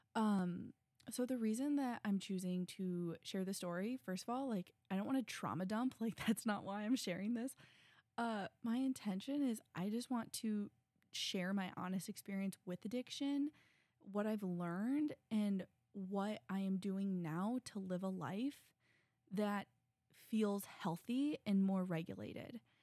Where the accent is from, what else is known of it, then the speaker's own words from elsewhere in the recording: Midwest, United States; I'm a girl from the Midwest.